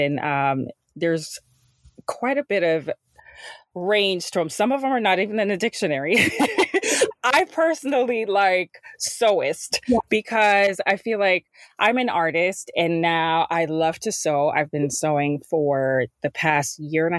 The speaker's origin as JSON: {"language": "English", "country": "Jamaica", "tie": "born or raised there", "moved": "yes", "said": "growing up in Jamaica"}